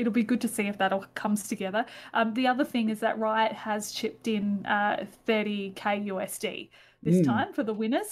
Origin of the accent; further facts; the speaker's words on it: Adelaide, South Australia, Australia; I'm from Adelaide